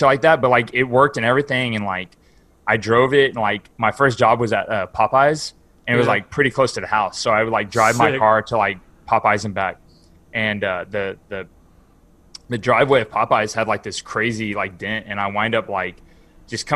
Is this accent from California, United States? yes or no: no; West Texas, United States; now in Houston, United States; where I grew up is like in West Texas, like in the middle of nowhere